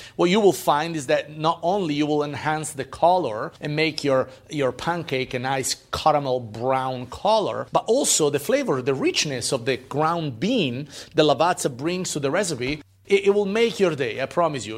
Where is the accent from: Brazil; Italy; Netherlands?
Italy; moved away; growing up in Italy